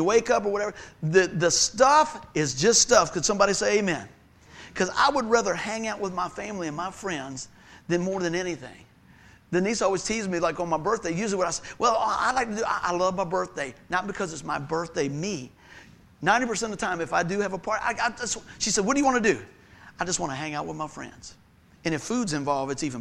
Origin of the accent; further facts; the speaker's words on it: Buckroe, Virginia, United States; Where I grew up over in Buck Grove